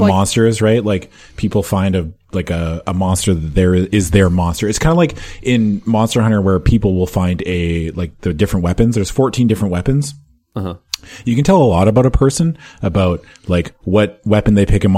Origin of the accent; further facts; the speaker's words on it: Saskatchewan, Canada; I was born in Saskatchewan.